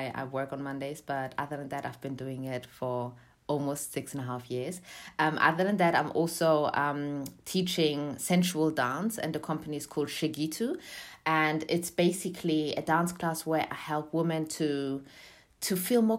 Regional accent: Germany; moved away as an adult; also born or lived in Eritrea (parents); now in London, United Kingdom; I was born in Germany, but my parents are from Eritrea, and I moved to London, UK, to study music

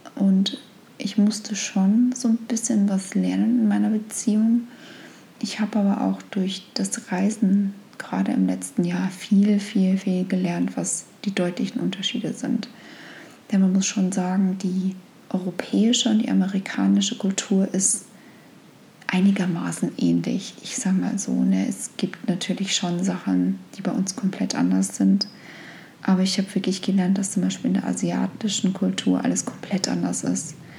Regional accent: Germany; moved away as an adult; also born or lived in United States; als Deutsche

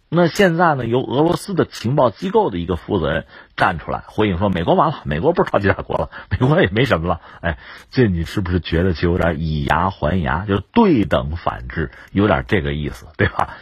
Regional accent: China; 我们中国人

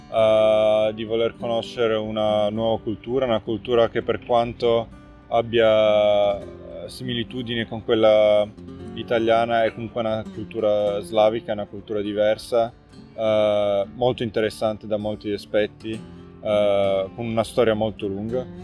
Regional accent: Turin, Piedmont, Italy; now in Novi Sad, Serbia; ho 32 anni, sono originario di Torino. Ormai vivo da 7 anni qua a Novi Sad eh, con la mia famiglia, mia moglie è serba

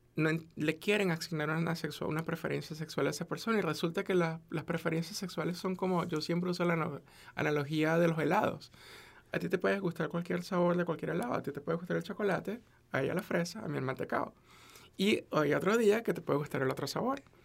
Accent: Venezuela; now in United States; yo soy de Venezuela

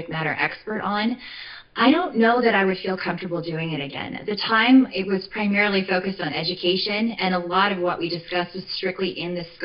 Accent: Phoenix, Arizona, United States; also born or lived in Western New York; I am born and raised in Arizona. I'm from Phoenix originally

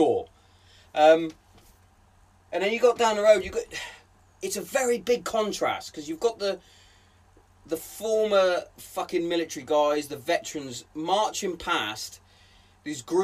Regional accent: Hereford, West Midlands, United Kingdom; growing up in Hereford, we used to play Colston School at rugby

